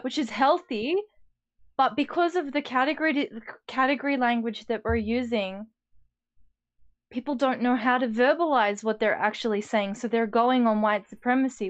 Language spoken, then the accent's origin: English; Australia